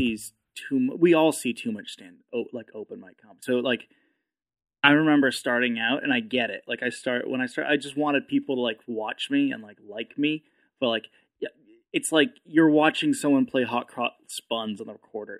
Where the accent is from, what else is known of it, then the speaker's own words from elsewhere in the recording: New Hampshire, United States; moved away as an adult; also born or lived in Manchester, New Hampshire; now in Austin, United States; I grew up in New Hampshire